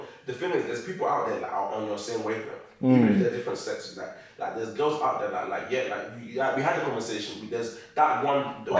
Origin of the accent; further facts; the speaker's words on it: East London, Essex, East of England, United Kingdom; I'm from East, I'm from Essex